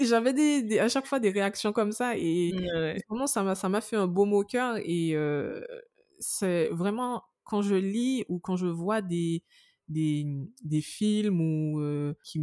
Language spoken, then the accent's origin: French; Guadeloupe; en tant que Guadeloupéenne